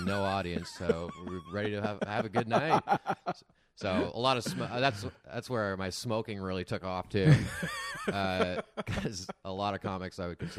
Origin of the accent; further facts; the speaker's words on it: Arnprior, Ontario, Canada; now in Toronto, Canada; I'm from like small town Ontario. I'm from outside Ottawa. I'm from Arn Prior.